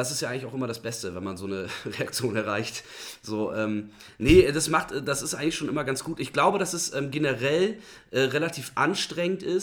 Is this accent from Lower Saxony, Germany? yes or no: no; Bremen, Germany; ist aber auch gleichzeitig meine ehemalige Stammkneipe in Bremen Nord, also ich komme aus Bremen Nord, äh, Fegesack gewesen.